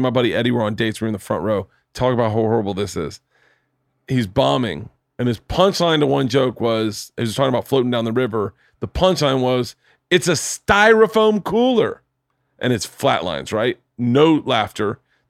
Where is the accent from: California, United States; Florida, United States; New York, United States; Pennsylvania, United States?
Florida, United States; Tampa; moved away; I grew up in Tampa.